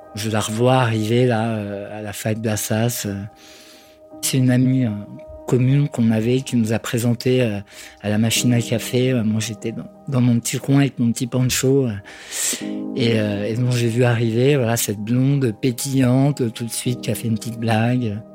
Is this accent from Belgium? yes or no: no; Rouen, Normandy, France; now in Paris, France; je suis née à Rouen, euh, je vis à Paris depuis une quinzaine d'années